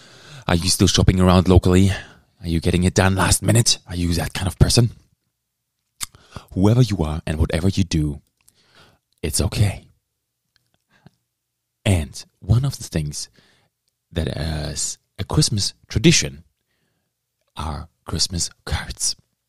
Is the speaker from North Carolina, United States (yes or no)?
no; Texas, United States; Howdy, sir. I'm from Texas.